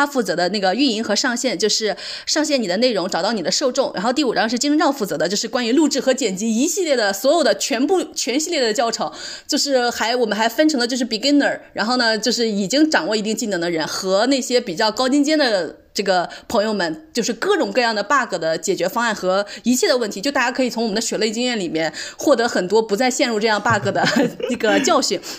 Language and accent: Chinese; China; 我们作为中国人，就是没有这种优势。